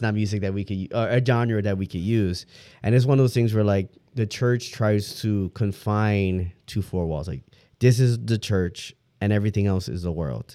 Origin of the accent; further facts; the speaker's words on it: Detroit, Michigan, United States; moved away; I'm originally from Detroit